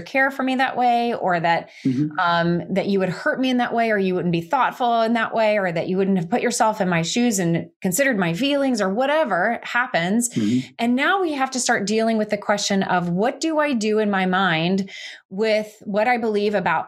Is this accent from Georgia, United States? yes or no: yes; Georgia, United States; we were both brought up in the South. I'm from Georgia